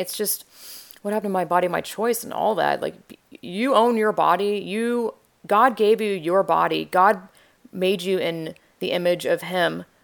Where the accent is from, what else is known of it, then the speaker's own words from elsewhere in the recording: Georgia, United States; I'm from the South, Georgia